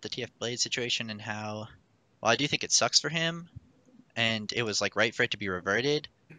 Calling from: Kenosha, Wisconsin, United States; I'm calling from Kenosha, Wisconsin.

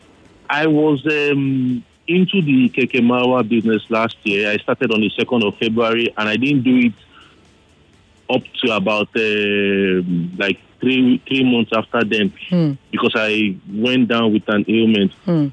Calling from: Lagos, Nigeria; I'm calling from Okota.

